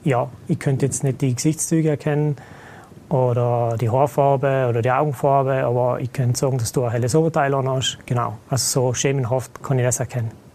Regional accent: South Tyrol, Trentino-Alto Adige, Italy; moved away as an adult; now in Vienna, Austria; ursprünglich bin ich Südtiroler

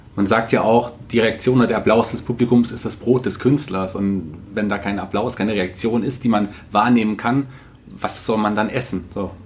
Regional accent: Fulda, Hesse, Germany; als gebürtiger Fuldaer

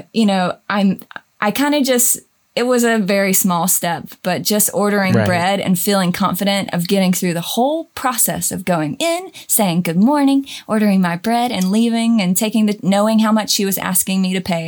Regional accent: Georgia, United States; moved away as an adult; also born or lived in Los Angeles / Nashville; now in Germany; I'm from Georgia.

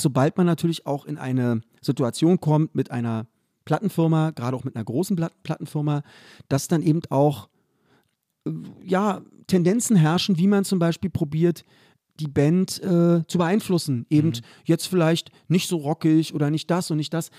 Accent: Berlin, Germany; der Club bei uns in Köpenick

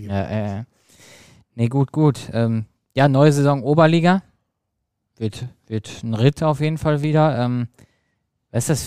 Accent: Dortmund, North Rhine-Westphalia, Germany; Ich bin übrigens super froh, dass beide aufgestiegen sind, als Dortmunder ne? sowieso.

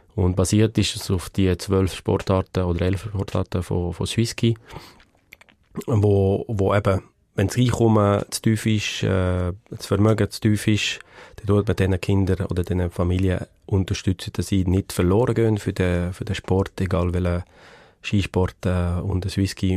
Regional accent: Le Pâquier, Neuchâtel, Switzerland; in Le Bunione aufgewachsen, Bunione. das ist bei dem Skigebiet Bunione-Savanière auf dem Nordflanke vom, vom Chascal. Man kommt entweder von Neuenburg oder von Saint-Imier rauf. Äh, dort bin ich aufgewachsen

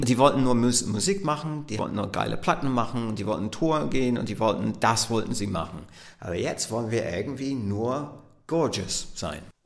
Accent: Southampton, South East England, United Kingdom; German is a second language; moved away; Ich bin groß geworden in Southampton, was eine Hafenstadt ist. Der Stadtteil, in dem ich aufgewachsen bin, heißt Woolston

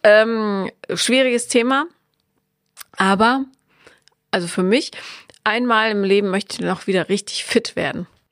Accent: area with licence plate BM, North Rhine-Westphalia, Germany; now in Berlin, Germany; Da, wo ich aufgewachsen bin, ist das Kennzeichen BM

